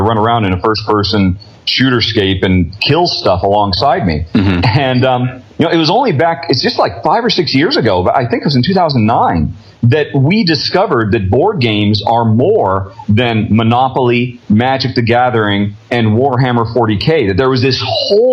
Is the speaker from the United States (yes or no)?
yes; United States; moved away as an adult; now in Europe; I'm an American, but I've lived in Europe for the last decade